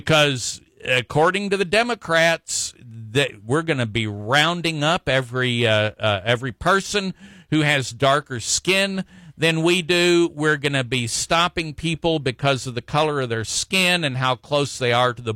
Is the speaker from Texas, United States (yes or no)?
yes; Texas, United States; as Texans and as American citizens